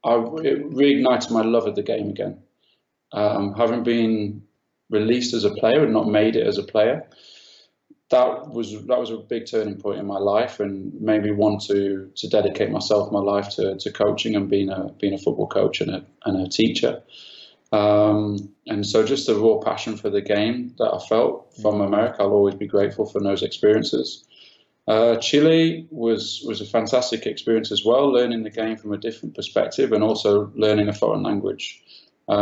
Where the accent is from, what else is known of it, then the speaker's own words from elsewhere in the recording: Sheffield, Yorkshire and the Humber, United Kingdom; moved away as an adult; also born or lived in London; I'm from Sheffield